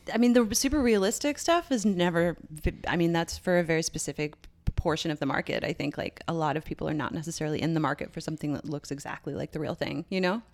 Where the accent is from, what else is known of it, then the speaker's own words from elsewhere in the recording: Canada; I'm Canadian